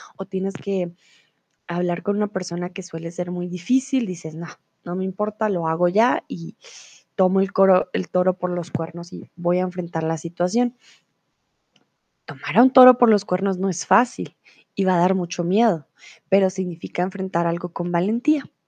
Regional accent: Colombia; tutora de español aquí en Chatterbox, profe de español, soy de Colombia

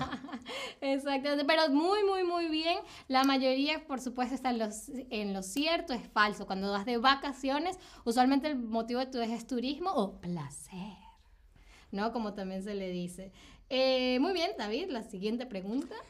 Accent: Venezuela; yo soy de Venezuela

